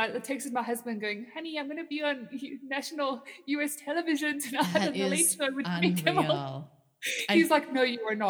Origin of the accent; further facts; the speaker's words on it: Canada; no, I'm from Canada, and I'm just here at a conference.